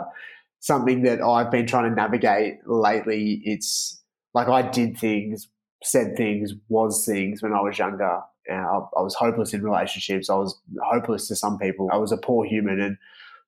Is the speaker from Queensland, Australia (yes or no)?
no; Melbourne, Victoria, Australia; where I grew up in Melbourne